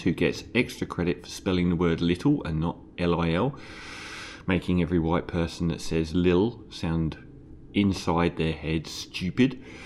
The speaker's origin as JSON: {"language": "English", "region": "London", "country": "United Kingdom", "also_born_or_lived": "Islington, London", "moved": "yes", "said": "I'm from East Ham"}